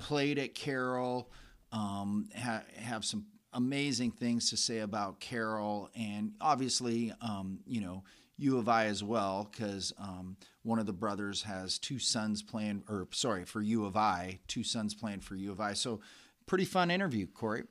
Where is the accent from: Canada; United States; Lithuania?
Canada; Calgary, Alberta; I grew up in Calgary